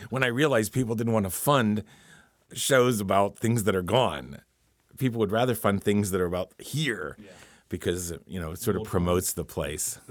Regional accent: Pittsburgh, Pennsylvania, United States; moved away as an adult; when I was growing up here. It was just, you know, my hometown

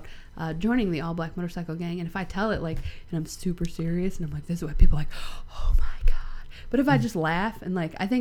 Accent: Midwest, United States; I'm from the Midwest

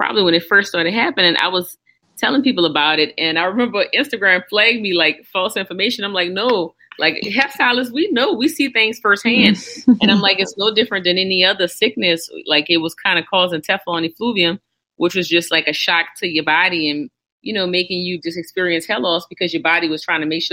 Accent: New Orleans, Louisiana, United States; I'm from New Orleans. It's hot down here.

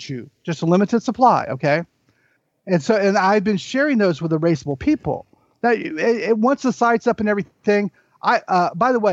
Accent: the South, United States; I'm from the South

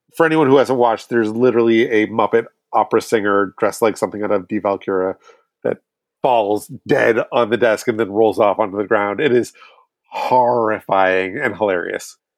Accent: Boston, Massachusetts, United States; I'm from Boston

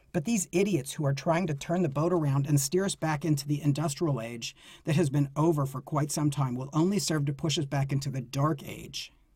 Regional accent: United States; being an American

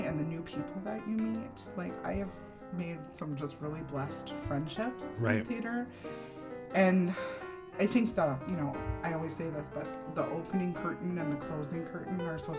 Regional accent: Little Falls, United States; I grew up in Little Falls

